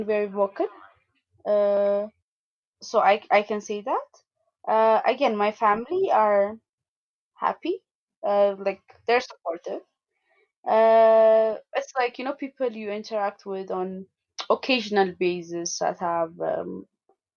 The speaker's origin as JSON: {"language": "English", "region": "Addis Ababa", "country": "Ethiopia", "tie": "born or raised there", "said": "I was born and raised in Addis Ababa"}